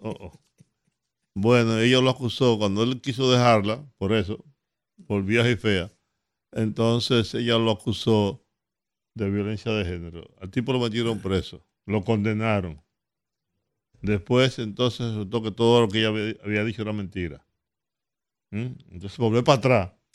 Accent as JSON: {"language": "Spanish", "country": "Dominican Republic", "said": "yo soy dominicano. Yo no soy haitiano"}